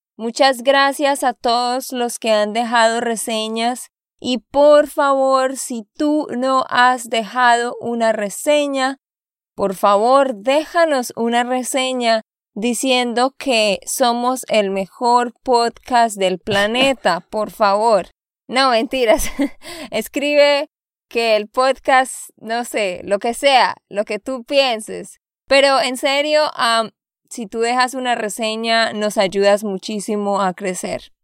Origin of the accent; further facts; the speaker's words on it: Santander, Colombia; de Santander, Colombia